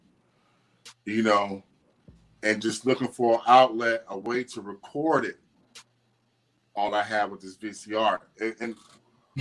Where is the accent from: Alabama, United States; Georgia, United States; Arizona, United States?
Georgia, United States; Atlanta; I'm from Atlanta.